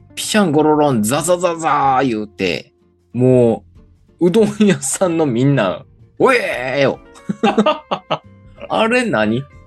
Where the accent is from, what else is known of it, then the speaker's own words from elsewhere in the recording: Kochi, Japan; 高知の時は高知出身やからね、俺ら